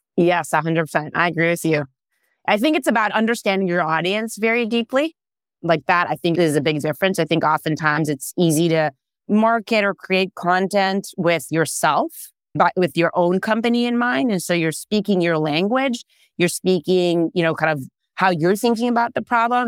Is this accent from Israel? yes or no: yes; Israel; English is a second language; moved away as an adult; now in California, United States; I am originally born and raised in Israel.